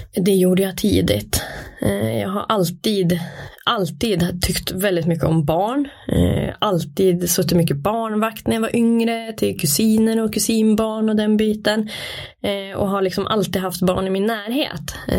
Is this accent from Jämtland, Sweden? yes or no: yes; Brunflo, Jämtland, Sweden; Jag är född och uppvuxen i Brunflo. Bott där i hela mitt liv.